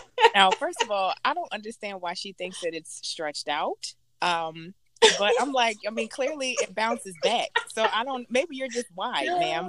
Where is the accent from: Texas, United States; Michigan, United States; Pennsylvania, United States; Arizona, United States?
Pennsylvania, United States; Philadelphia; accent: Philadelphia; moved away as an adult; now in New York, United States; I said that I was from Philadelphia, Pennsylvania